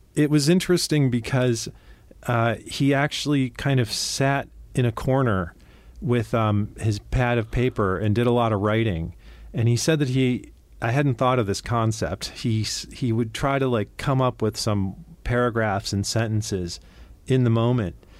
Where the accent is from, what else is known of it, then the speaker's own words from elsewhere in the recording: Cleveland, Ohio, United States; I grew up in Cleveland, Ohio